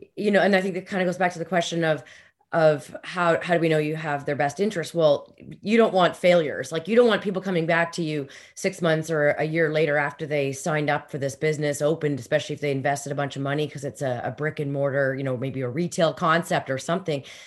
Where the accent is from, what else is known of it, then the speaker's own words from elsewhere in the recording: Canada; especially being Canadian